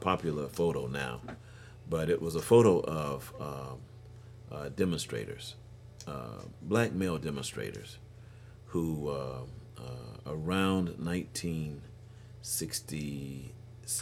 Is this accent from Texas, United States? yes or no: yes; Houston, Texas, United States; I grew up in Houston, Texas. This is my town, man